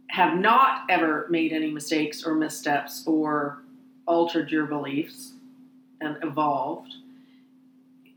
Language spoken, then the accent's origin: English; Canada; as a Canadian